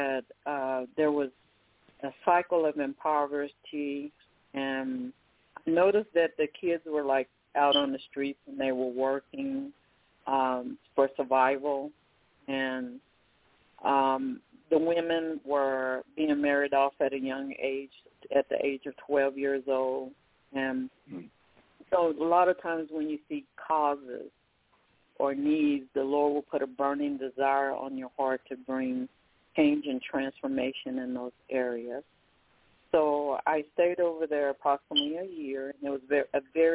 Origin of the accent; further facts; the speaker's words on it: Oklahoma, United States; moved away; also born or lived in Irving, Texas; I started out in Irving, Texas, but I grew up in Oklahoma